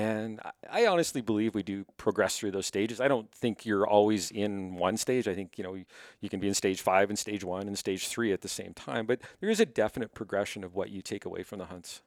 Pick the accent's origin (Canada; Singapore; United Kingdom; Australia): Canada; Winnipeg, Manitoba; moved away as an adult; now in Cochrane, Canada; I was born in Winnipeg